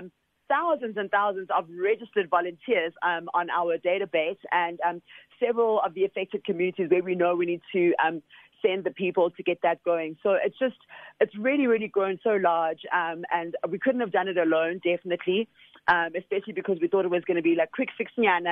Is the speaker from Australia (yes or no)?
no; Soweto, Gauteng, South Africa; I'm a child from originally from Soweto